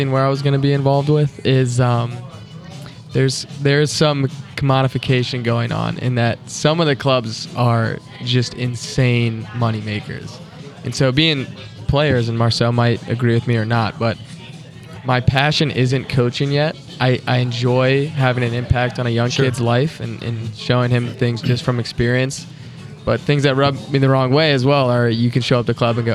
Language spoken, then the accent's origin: English; Frederick, Maryland, United States; now in St. Louis, United States; Frederick, Maryland.